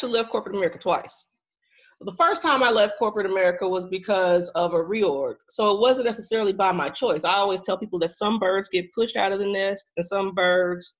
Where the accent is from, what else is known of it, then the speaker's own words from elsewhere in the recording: Central Illinois, United States; also born or lived in Chicago suburbs; I am originally from Central Illinois.